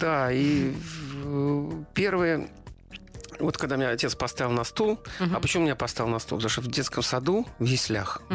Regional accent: Saint Petersburg, Russia; now in Moscow Oblast, Russia; Я как бы питерский, но ленинградец все равно. Я вот вырос как-то, вот все мое сознание угу. сформировалось под городом, который назывался Ленинград.

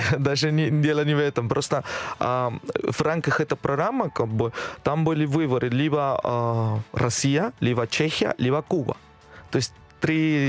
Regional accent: Lima, Peru; Russian is a second language; moved away as an adult; now in Moscow, Russia; отучиться в, э, в Лиме, в моем родной город

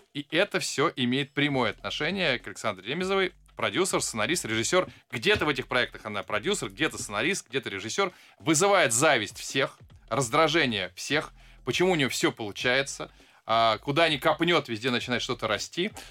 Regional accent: Saint Petersburg, Russia; Как человек, выросший а, в районе под названием Веселый поселок

